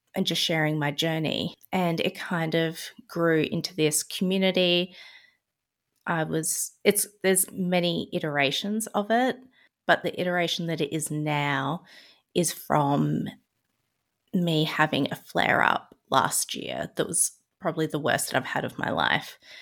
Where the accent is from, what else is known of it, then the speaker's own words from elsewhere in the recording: Adelaide, South Australia, Australia; moved away as an adult; also born or lived in Melbourne, Victoria; I'm from Adelaide, South Australia, and I moved to Melbourne